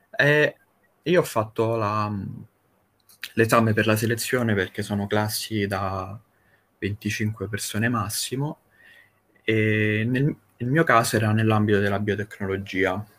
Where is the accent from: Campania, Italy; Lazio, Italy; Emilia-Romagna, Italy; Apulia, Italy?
Lazio, Italy; Rome; io sono un ragazzo semplice di 25 anni e vengo da Roma